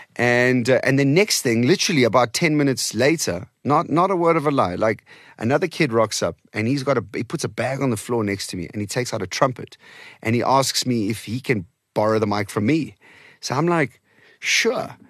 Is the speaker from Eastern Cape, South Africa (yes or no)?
yes; Eastern Cape, South Africa; first language Portuguese; English is a second language; also born or lived in Portimão, Algarve, Portugal; I started to learn English and Xhosa and Afrikaans all at the same time in the Okay. Eastern Cape